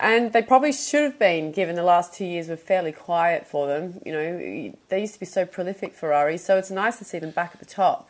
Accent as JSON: {"language": "English", "town": "Sydney", "region": "New South Wales", "country": "Australia", "moved": "yes", "said": "I'm from Sydney"}